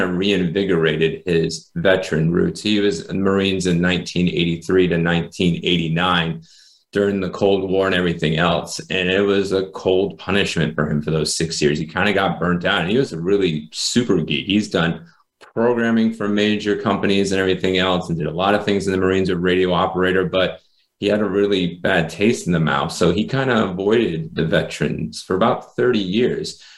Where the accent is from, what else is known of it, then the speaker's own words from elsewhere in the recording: Rhode Island, United States; I was born in Rhode Island, smallest state in the United States